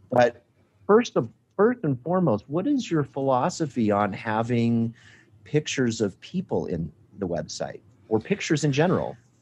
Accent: Colorado, United States; three major ones in Colorado, and I think it has a lot to do in my home state

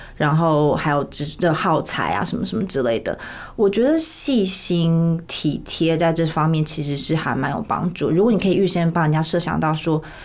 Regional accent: Taiwan; moved away as an adult; also born or lived in United States; 我就是在台湾出生长大，在台湾求系毕业之后，我在P N G做业务做大概快五年

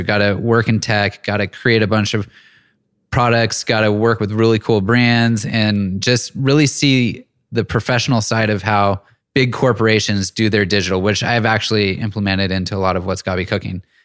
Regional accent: Auburn, California, United States; moved away as an adult; also born or lived in Bay Area / Los Angeles / Seattle; moved up to Northern California in a small town called Auburn, and that's where I spent the majority of my childhood

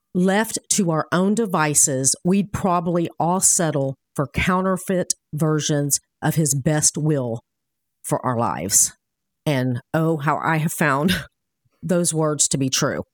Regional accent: Miami, Florida, United States; I was born in Miami

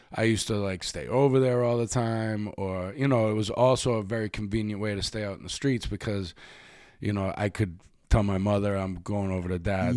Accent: Boston, Massachusetts, United States; also born or lived in New York; now in Los Angeles, United States; the neighborhood that I grew up in in Dorchester

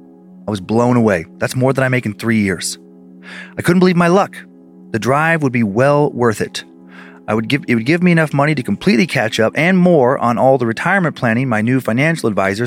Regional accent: Phoenix, Arizona, United States; He did visit my father and our family a few times, maybe just twice, when I was growing up in Phoenix.

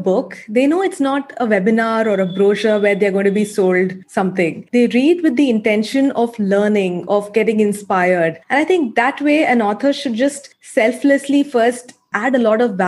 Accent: Chennai, Tamil Nadu, India; I'm from Chennai.

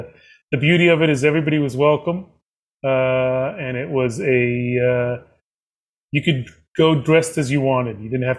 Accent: New York, United States; growing up on the Upper East Side in a synagogue

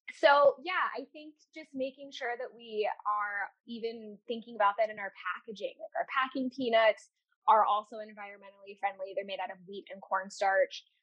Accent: Seattle, Washington, United States; now in Phoenix, United States; I'm originally from the Seattle area

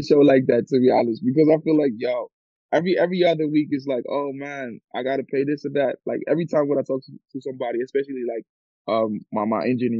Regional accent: Ghana; I grew up, as I said, I'm from Ghana, so we speak English, we speak Cree, and I grew up with those languages, you know? Spent a little time when I was a baby, I spent a little time in Ghana as well.

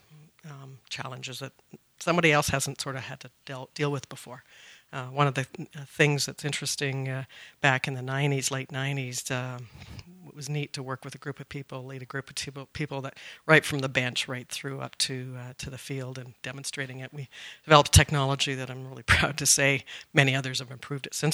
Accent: Calgary, Alberta, Canada; Born here, dual engineering degrees at University of Calgary. I've been other places, but that's my roots.

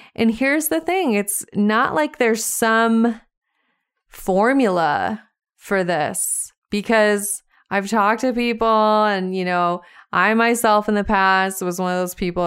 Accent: Montana, United States; I was driving around my hometown, small town Montana

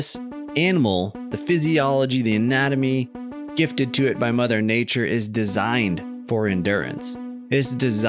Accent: Canada; I am Canadian and I only think in kilometers per hour.

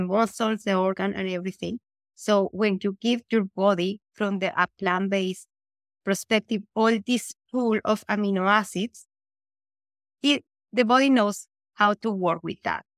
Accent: Colombia; moved away as an adult; now in Vancouver, Canada; I was born in Colombia. I immigrated here in two thousand eleven

